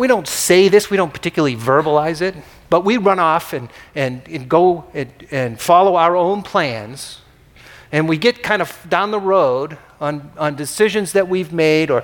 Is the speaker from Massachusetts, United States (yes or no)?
yes; Boston, Massachusetts, United States; When I was a kid growing up in Boston